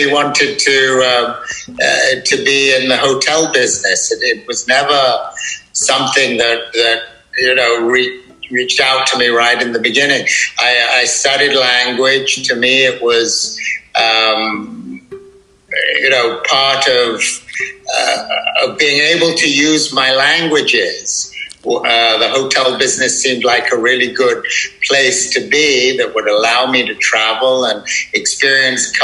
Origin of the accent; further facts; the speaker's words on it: United Kingdom; moved away as an adult; also born or lived in Bali; what we grew up with in Europe and certainly in the UK